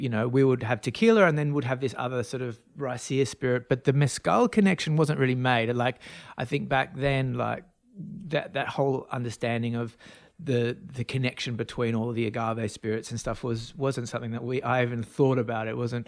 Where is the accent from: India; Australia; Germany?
Australia; My background is I'm from Australia, so I could probably pick up my accent